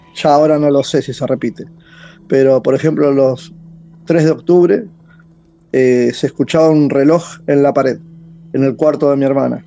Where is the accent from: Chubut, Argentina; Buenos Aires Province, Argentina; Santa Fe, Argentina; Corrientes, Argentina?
Buenos Aires Province, Argentina; San Fernando; De Buenos Aires, San Fernando